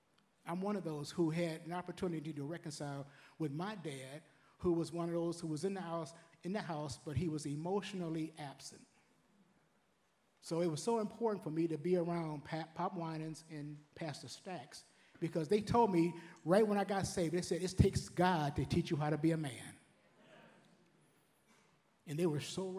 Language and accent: English; Detroit, Michigan, United States; I was raised in Detroit back in the 60s